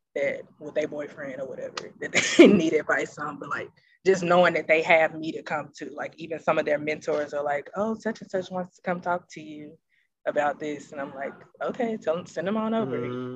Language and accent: English; Memphis, Tennessee, United States; I'm from Memphis